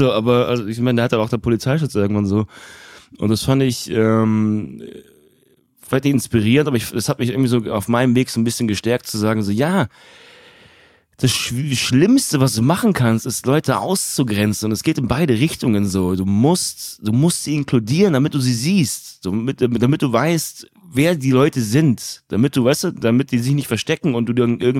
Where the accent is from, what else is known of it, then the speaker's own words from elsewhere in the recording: Turkey; Und ich meine es nicht als Türke, sondern generell in diesem ganzen okay. Medienraum